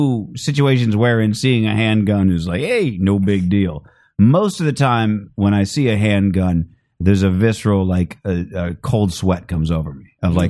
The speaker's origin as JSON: {"language": "English", "town": "Phoenix", "region": "Arizona", "country": "United States", "said": "I'm from Phoenix."}